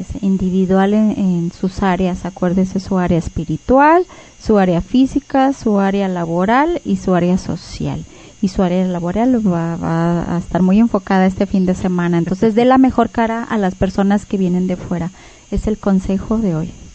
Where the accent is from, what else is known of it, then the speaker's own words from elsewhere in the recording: Mexico; como cultura mexicana